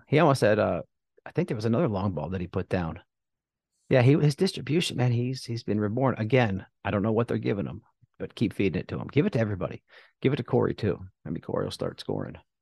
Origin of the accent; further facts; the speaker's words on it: New Jersey, United States; I'm from South Jersey